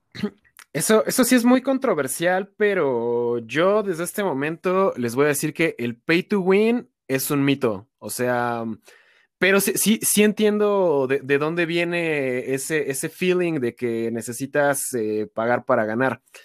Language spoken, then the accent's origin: Spanish; Toluca, State of Mexico, Mexico; yo soy de Toluca, entonces para mí ir a esos eventos sí me representa un viaje como de tres horas desde mi casa